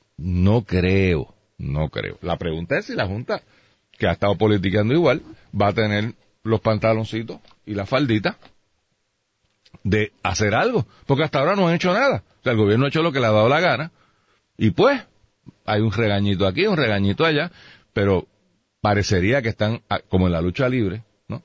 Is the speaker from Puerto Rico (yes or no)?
yes; Puerto Rico; yo soy boricua